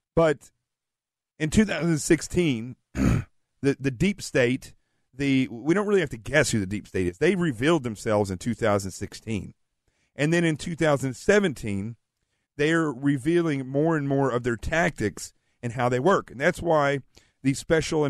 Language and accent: English; the South, United States; I'm from the South